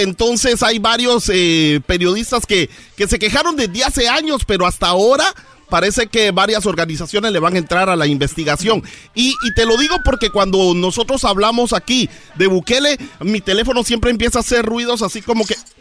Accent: Izabal, Guatemala; de Izabal, de mi pueblo

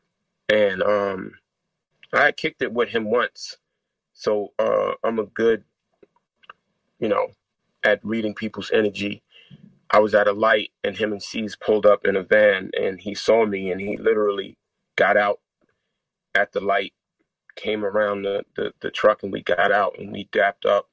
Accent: New York City, New York, United States; growing up in New York City in the hood

